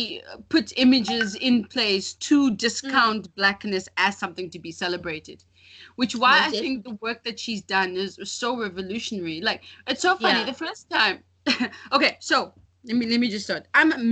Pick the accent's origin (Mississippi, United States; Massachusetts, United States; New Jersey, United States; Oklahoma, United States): Mississippi, United States; now in South Africa; I grew up in Mississippi.